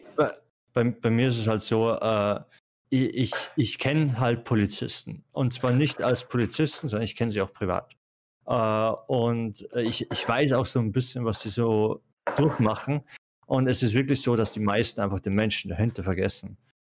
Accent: Austria; ich komme aus Österreich, bei mir ist es vom Land

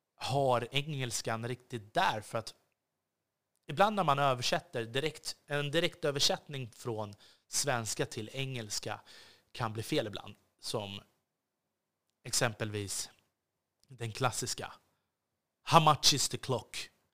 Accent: Sweden

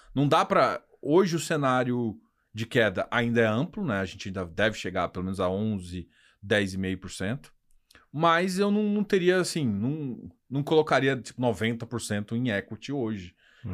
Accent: Goiás, Brazil; como bom goiano

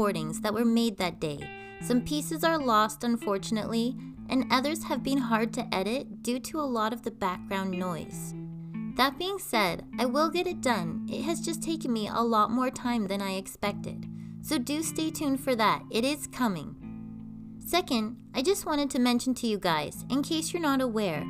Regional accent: Canada; I'm Canadian Girl

